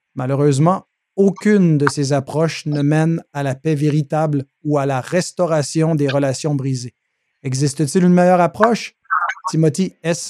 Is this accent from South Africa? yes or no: no; Quebec, Canada; chez nous au Québec